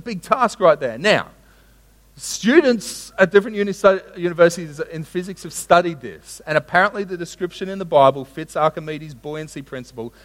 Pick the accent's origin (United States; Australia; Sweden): Australia; Sunshine Coast, Queensland; I grew up on the Sunshine Coast